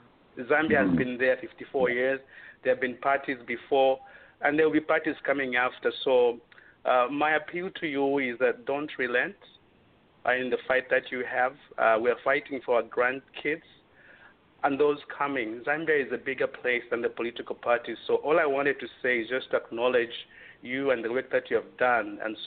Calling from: Waterloo, Ontario, Canada; I'm calling from Waterloo, Canada.

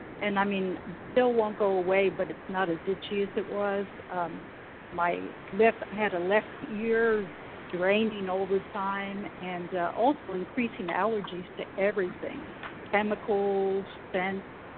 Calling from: California, United States

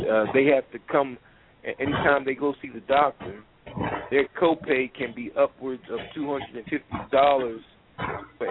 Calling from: Philadelphia, Pennsylvania, United States; I'm calling from Philadelphia

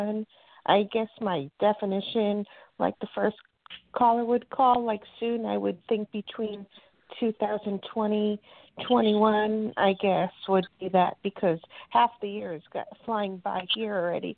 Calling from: Florida, United States; from Florida.

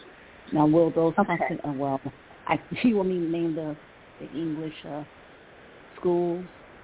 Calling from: Cleveland, Ohio, United States; I'm calling from Cleveland, Ohio.

